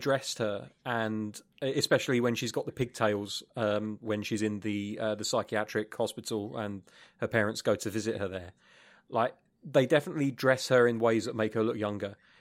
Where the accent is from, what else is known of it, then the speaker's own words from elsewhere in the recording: England, United Kingdom; I'm English